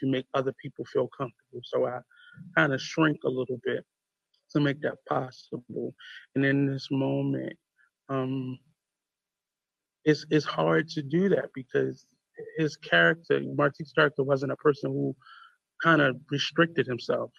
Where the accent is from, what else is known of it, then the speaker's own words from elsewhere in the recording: United States; being an American